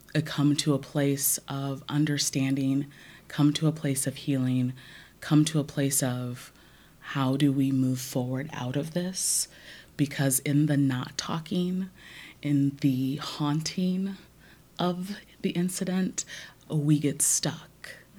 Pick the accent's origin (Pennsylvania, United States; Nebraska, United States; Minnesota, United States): Nebraska, United States; Omaha; growing up in North Omaha